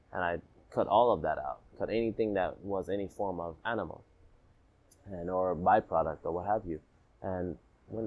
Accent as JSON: {"language": "English", "region": "Florida", "country": "United States", "tie": "born or raised there", "also_born_or_lived": "Alabama / Jamaica", "said": "I was born in Alabama. I lived in Jamaica, left Jamaica, and then I moved to the States, moved back to the States, and I lived in Florida. You know, so when I lived in Florida, it's where I went to high school and middle school."}